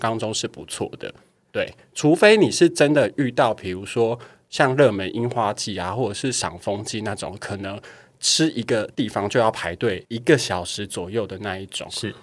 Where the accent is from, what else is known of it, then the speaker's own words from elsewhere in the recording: Taiwan; 我在台湾，我就是台湾人